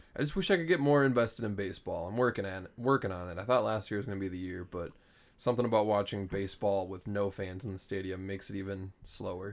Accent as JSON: {"language": "English", "region": "Minnesota", "country": "United States", "said": "we come from Minnesota"}